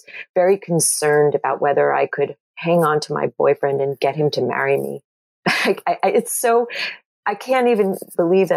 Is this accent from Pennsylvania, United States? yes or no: no; Long Island, New York, United States; I grew up in Jewish culture on Long Island